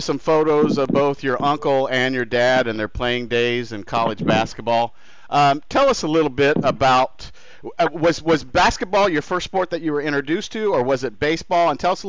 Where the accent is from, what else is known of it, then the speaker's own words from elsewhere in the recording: Indianapolis, Indiana, United States; growing up in Indianapolis